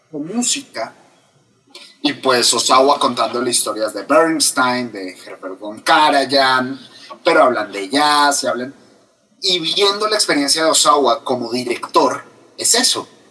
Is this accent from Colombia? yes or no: yes; Colombia; tengo 34 años, colombiano, soy literato de la Universidad Javeriana